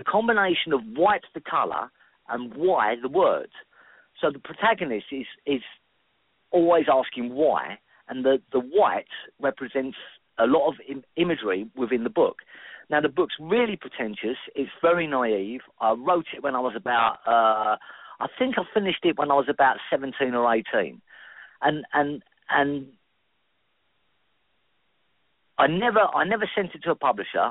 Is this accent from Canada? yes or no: no; London, United Kingdom; I've always been a Londoner. I was born in London. I was born in South London. I spent a lot of time in North London. I now live back again in South London in Greenwich